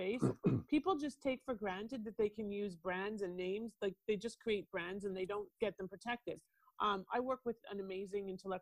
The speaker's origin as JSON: {"language": "English", "town": "Toronto", "region": "Ontario", "country": "Canada", "accent": "Canadian", "moved": "yes", "lives_now": "United States", "said": "I'm originally from Toronto. I am an immigrant"}